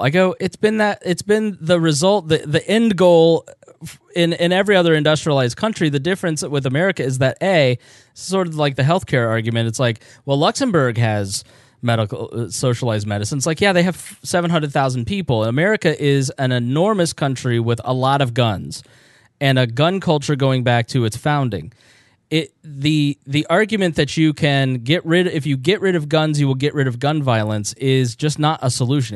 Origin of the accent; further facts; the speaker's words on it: United States; I grew up in a town that had the national meeting place for all Quakers. It was a major stop for the Underground Railroad.